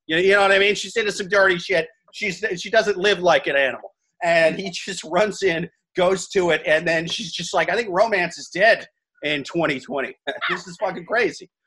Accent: Midwest, United States; now in New York, United States; I'm from the Midwest. I live in New York now.

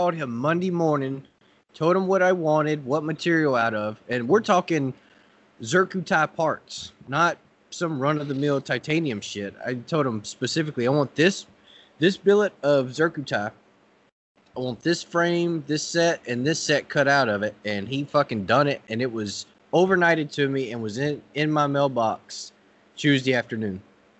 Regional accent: Texas, United States; It is too cold here in the winter for me. I'm from Texas. I need to be sweating all day long.

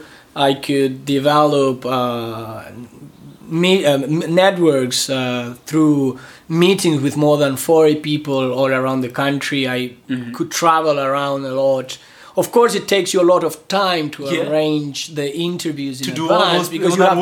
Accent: Argentina; I am from Argentina

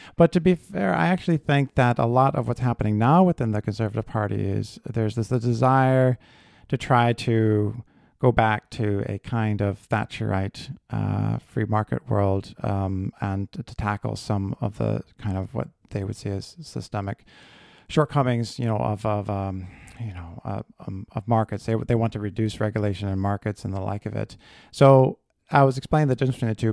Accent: United States; moved away as an adult; now in Belfast, United Kingdom; as an American

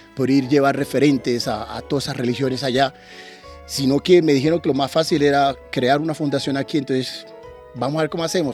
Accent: Turbo, Antioquia, Colombia; moved away as an adult; also born or lived in Medellín, Colombia / Narbonne, France / Montpellier, France; now in France; yo terminé el bachillerato en Urabá, yo vengo de Turbo

